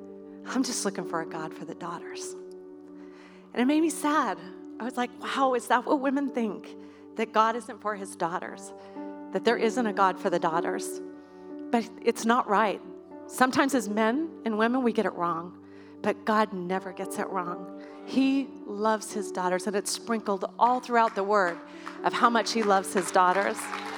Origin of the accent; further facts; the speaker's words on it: Idaho, United States; I, born and raised in Idaho right here. You cannot take Idaho out of me.